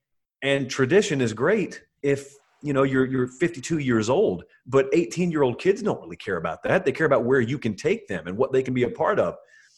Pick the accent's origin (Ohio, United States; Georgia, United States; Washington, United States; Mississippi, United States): Georgia, United States; growing up in Georgia